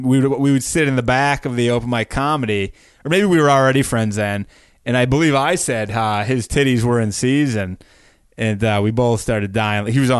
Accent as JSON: {"language": "English", "country": "United States", "said": "I'm American."}